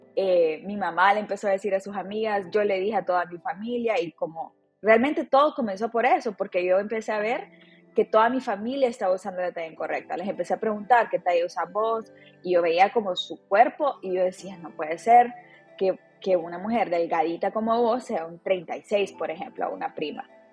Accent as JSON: {"language": "Spanish", "town": "Tegucigalpa", "region": "Francisco Morazán", "country": "Honduras", "tie": "born or raised there", "said": "Nací en Tegucigalpa, Honduras y estudié em, en, la, Universidad de Unitec, en Tegucigalpa"}